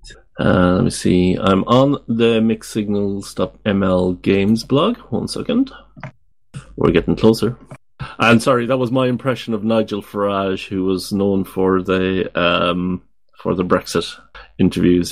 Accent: Ireland; now in Netherlands; I live in the Netherlands. I'm from Ireland.

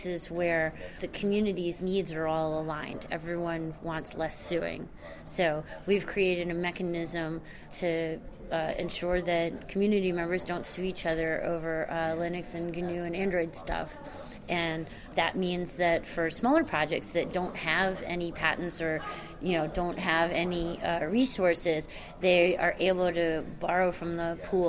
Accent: Maryland, United States; now in Cambridge, United States; I live in Cambridge, Massachusetts, although I'm originally from Maryland, so I don't have that accent

